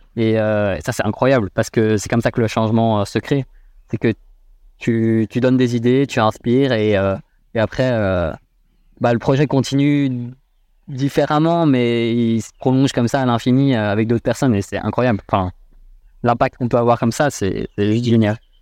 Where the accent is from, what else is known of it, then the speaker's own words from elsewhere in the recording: Brussels, Brussels-Capital Region, Belgium; je suis né à Bruxelles. J'ai grandi à Bruxelles.